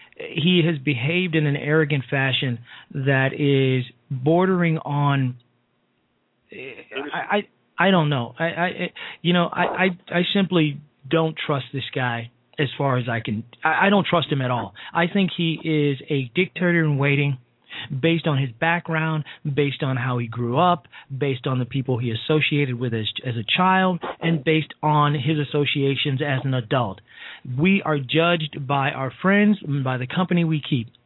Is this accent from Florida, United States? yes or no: no; Chicago, Illinois, United States; also born or lived in Alexandria, Virginia; my hometown of Chicago, Illinois, and unfortunately from the district I live